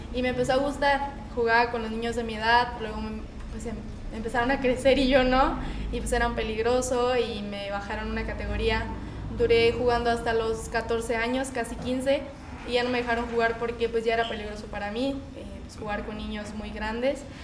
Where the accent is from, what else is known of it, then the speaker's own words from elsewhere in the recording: Ciudad Juárez, Chihuahua, Mexico; Yo soy de Ciudad Juárez, Chihuahua